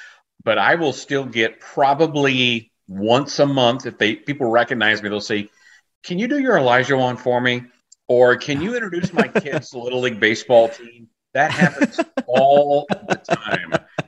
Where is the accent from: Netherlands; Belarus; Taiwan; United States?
United States; Katy, Texas; I grew up in the Katy area, went to May Creek High School